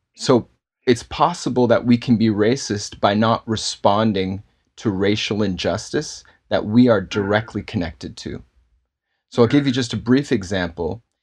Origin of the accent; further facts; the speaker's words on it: Toronto, Ontario, Canada; I, uh, was born and raised in Toronto and, uh, grown up here and grew up in a Baptist church in Toronto